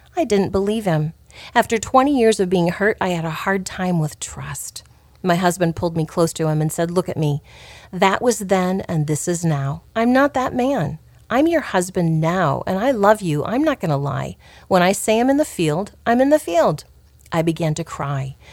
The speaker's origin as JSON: {"language": "English", "town": "Clarinda", "region": "Iowa", "country": "United States", "tie": "born or raised there", "said": "our church in my hometown of Clarinda"}